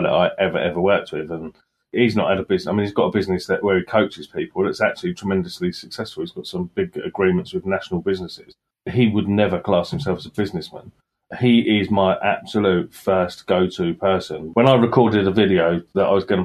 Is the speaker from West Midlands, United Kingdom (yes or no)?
yes; Sutton Coldfield, West Midlands, United Kingdom; I was born in Sutton Coldfield